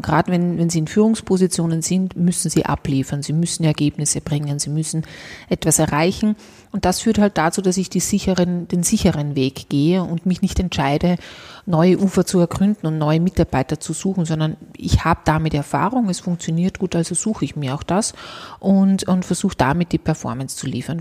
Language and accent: German; Austria; bei uns in Österreich